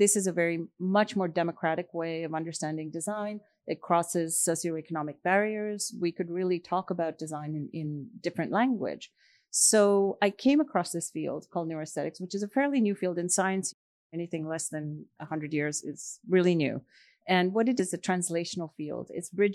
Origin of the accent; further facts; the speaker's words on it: India; moved away; I grew up in India